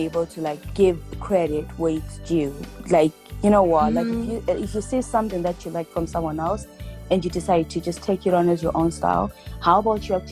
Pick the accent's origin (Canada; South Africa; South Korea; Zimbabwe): Zimbabwe; Bulawayo; also born or lived in Leicester, United Kingdom; now in Milton Keynes, United Kingdom; I'm from Bulawayo in Zimbabwe